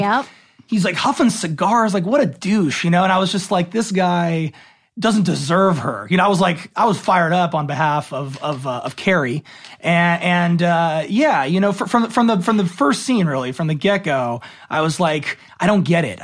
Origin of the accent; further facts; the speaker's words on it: Los Angeles, California, United States; born and raised in Los Angeles